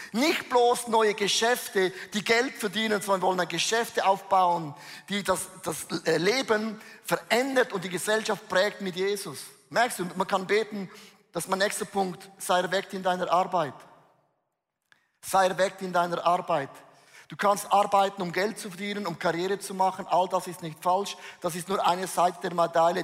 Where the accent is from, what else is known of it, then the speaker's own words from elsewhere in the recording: Switzerland; ich bin ein Schweizer